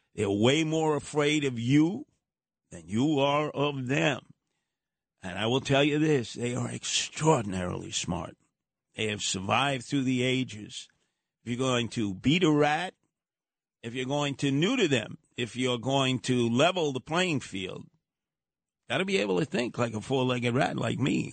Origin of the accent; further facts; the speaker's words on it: New York City, New York, United States; I grew up in Brooklyn